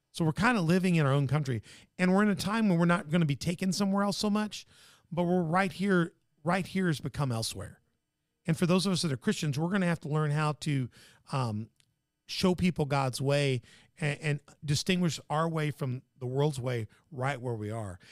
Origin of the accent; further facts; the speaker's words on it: Tennessee, United States; my home state